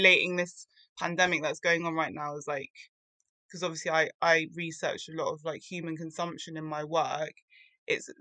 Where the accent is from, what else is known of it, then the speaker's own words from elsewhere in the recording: London, United Kingdom; I grew up in London